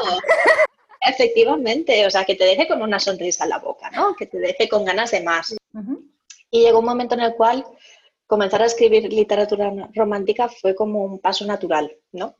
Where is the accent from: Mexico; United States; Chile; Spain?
Spain; Valencia, Valencian Community; nací en Valencia, eh, hace 38 años